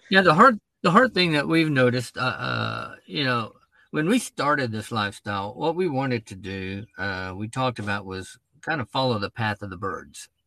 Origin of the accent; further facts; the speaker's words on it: Dallas, Texas, United States; moved away as an adult; now in Pennsylvania, United States; I grew up in Dallas